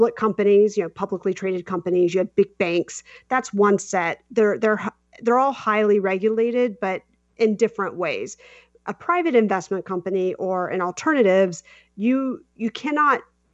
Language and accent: English; South Carolina, United States; moved away; also born or lived in New York City; I'm from South Carolina.